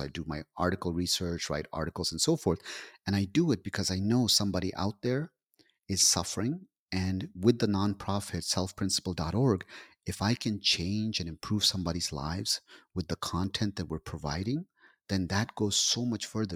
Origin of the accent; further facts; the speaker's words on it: Pakistan; I'm Pakistani.